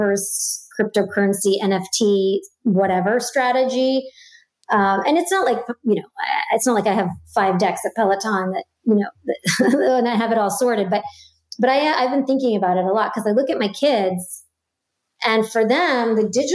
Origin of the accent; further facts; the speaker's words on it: New York City, New York, United States; I grew up in Brooklyn